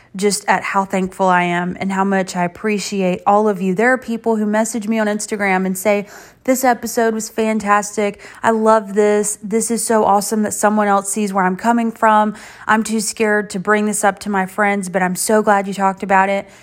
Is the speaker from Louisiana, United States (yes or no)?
no; Ninety Six, South Carolina, United States; I'm from ninety-six